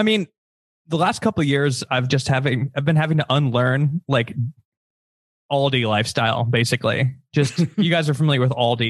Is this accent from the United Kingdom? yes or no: no; Chicago, Illinois, United States; now in Los Angeles, United States